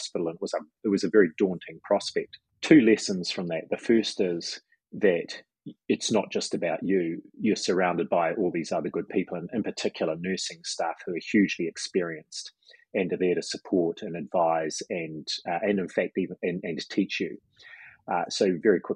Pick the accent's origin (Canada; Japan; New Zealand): New Zealand; being a Kiwi